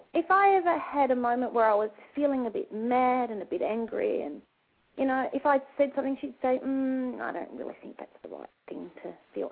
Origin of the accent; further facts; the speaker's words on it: Australia; we're from Australia